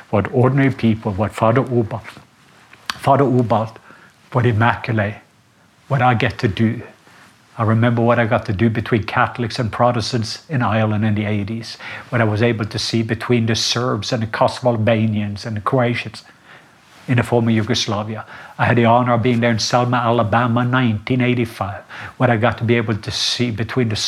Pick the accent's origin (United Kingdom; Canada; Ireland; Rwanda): Rwanda; English is a second language; I came from Rwanda and I saw the miracle key of forgiveness, what it can do.